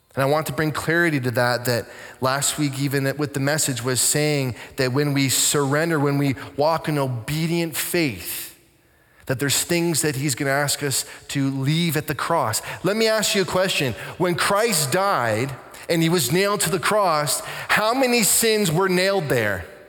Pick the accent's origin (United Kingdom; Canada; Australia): Canada; I'm a pastor. I'm from Canada